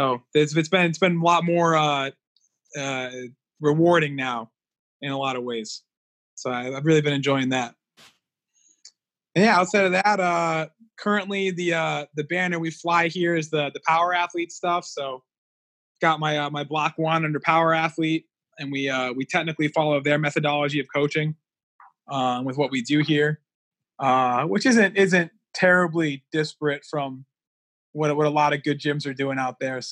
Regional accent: Connecticut, United States; I grew up here in Connecticut for the most part

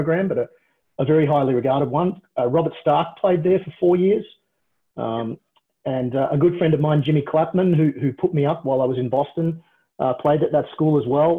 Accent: Australia; a Australian born and raised guy

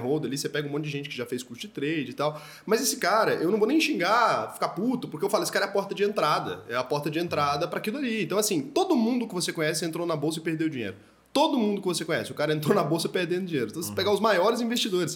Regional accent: Brazil; eu como brasileiro, e putz, eu quero viver aqui para sempre, eu não quero mudar daqui

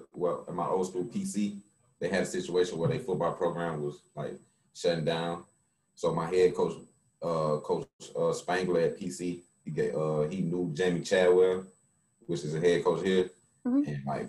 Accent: Atlanta, Georgia, United States; I'm from Atlanta, Georgia, born and raised.

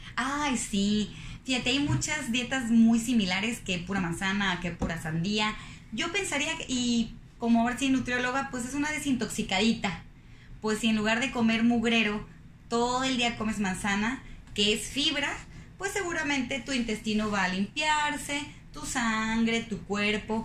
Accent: Zapopan, Jalisco, Mexico; now in Monterrey, Mexico; Soy foránea, soy de Guadalajara, Jalisco, de, específicamente de Zapopan, Jalisco.

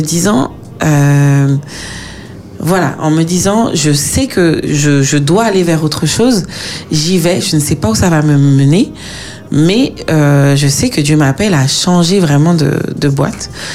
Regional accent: Martinique; moved away as an adult; now in France; quand on a grandi euh, aux Antilles, en Martinique

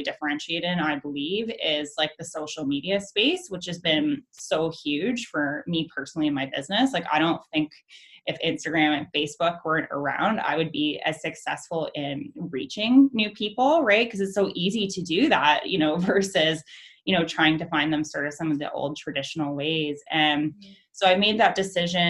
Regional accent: London, Ontario, Canada; moved away as an adult; also born or lived in Toronto / Vancouver; I'm from London originally.

